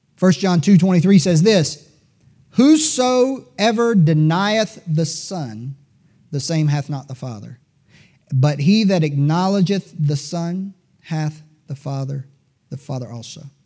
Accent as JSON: {"language": "English", "country": "United States", "said": "as an American"}